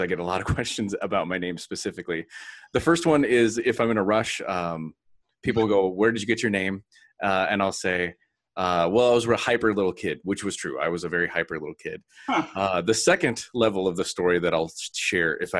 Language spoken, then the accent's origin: English; Texas, United States; moved away; also born or lived in Minneapolis / Wisconsin; I grew up in Texas